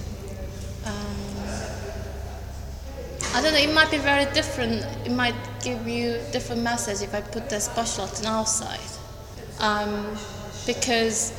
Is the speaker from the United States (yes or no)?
no; South Korea; English is a second language; moved away as an adult; now in United Kingdom; I'm originally from Korea, and then I live here in UK for 5 years